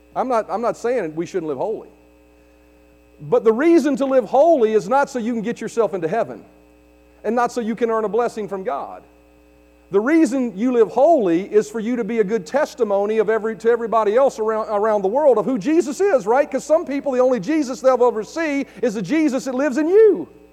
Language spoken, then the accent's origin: English; United States; there's a greater lineage that I have in my life than just being an American or being Eastern Europeish